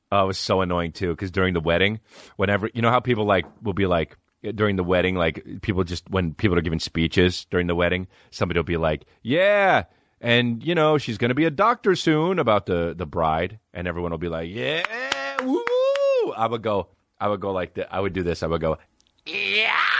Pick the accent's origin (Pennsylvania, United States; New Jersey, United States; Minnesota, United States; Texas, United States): New Jersey, United States; now in Los Angeles, United States; I'm from New Jersey